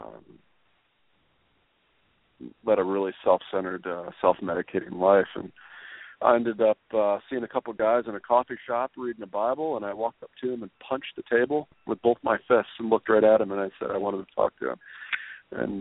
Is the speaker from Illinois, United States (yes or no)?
yes; Southern Illinois, United States; moved away as an adult; also born or lived in Spain; I grew up in Southern Illinois and a broken family